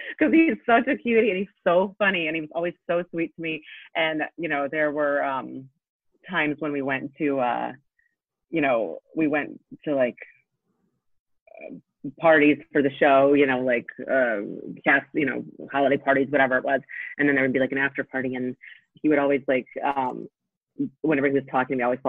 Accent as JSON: {"language": "English", "country": "Poland", "tie": "born there", "said": "I was born in Poland, so both of my parents have had thick accents."}